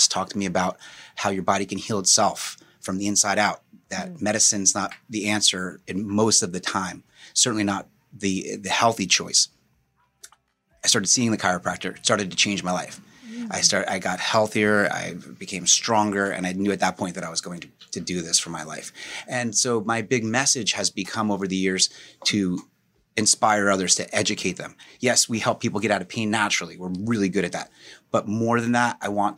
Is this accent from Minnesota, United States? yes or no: no; Morris County, New Jersey, United States; I grew up in Morris County